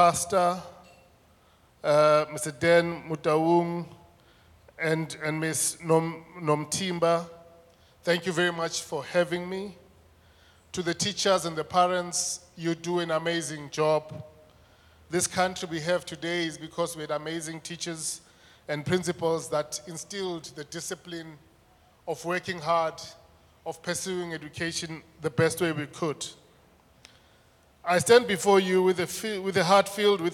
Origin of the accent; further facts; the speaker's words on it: Mpumalanga, South Africa; also born or lived in Soweto, Gauteng (born at Baragwanath Hospital); Raised in the rural heart of Mpumalanga, my educational path began late.